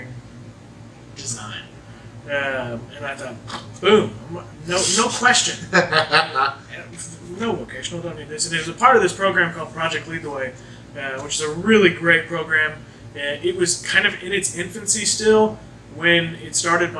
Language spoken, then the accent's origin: English; Jasper, Indiana, United States; born or raised there